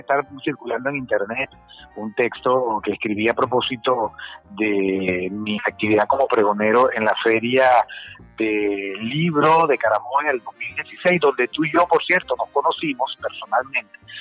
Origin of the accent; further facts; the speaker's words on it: Caracas, Capital District, Venezuela; yo me mudé de Los Rosales, cerca de la bandera, a Caricuao en el año 75